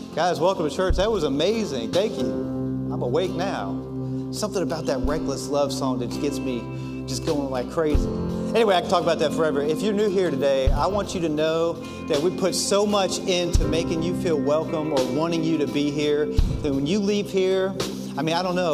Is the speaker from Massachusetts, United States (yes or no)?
no; Washington, District of Columbia, United States; moved away as an adult; I grew up in Washington, D.C. The first 30 years of my life was spent in Washington, D.C.